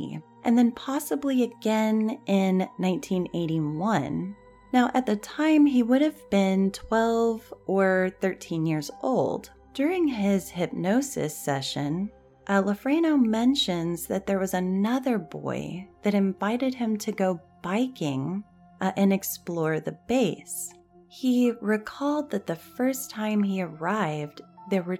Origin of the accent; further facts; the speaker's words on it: Texas, United States; my home state, the Candy Lady of Texas